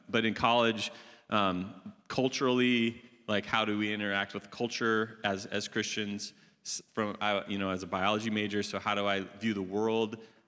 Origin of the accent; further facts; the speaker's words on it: Iowa, United States; I was raised in Iowa, Northwest Iowa, which is an ag-focused, agricultural state, as many of you know.